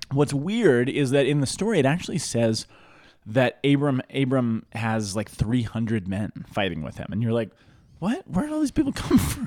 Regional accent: Boulder, Colorado, United States; I grew up in Boulder, not Denver

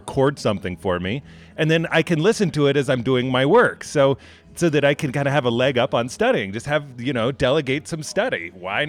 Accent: Montclair, New Jersey, United States; I grew up in Montclair.

